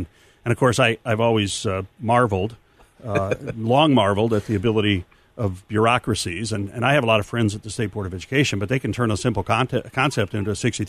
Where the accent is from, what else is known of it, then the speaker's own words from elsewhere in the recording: Newark, Illinois, United States; also born or lived in Ottawa, Illinois; Actually, I grew up in Newark, Illinois